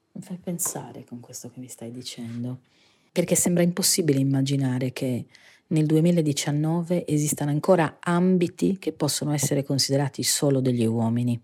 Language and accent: Italian; Sardinia, Italy; Io in particolare vengo dalla Sardegna, quindi siamo lo scenario naturale di una cartolina idilliaca